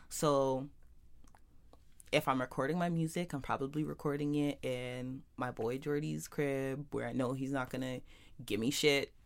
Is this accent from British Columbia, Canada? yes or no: no; Toronto, Ontario, Canada; growing up in Jane and Finch